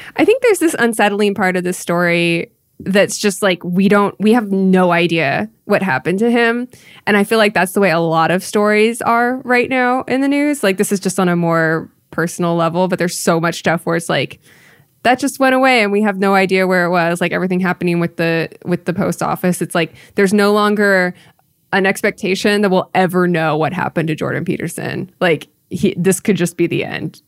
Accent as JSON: {"language": "English", "region": "Iowa", "country": "United States", "tie": "born or raised there", "moved": "yes", "lives_now": "California, United States", "said": "I grew up in Iowa"}